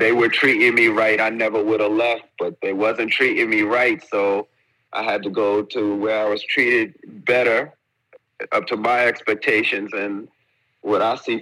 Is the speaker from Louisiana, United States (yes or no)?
no; New York, United States; moved away as an adult; now in Abu Dhabi, United Arab Emirates; Born and raised in New York, decided to leave New York in 2019